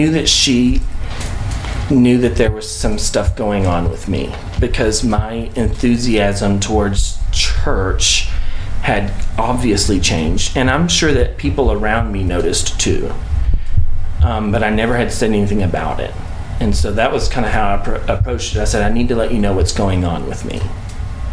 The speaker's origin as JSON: {"language": "English", "region": "Texas", "country": "United States", "said": "We're from Texas"}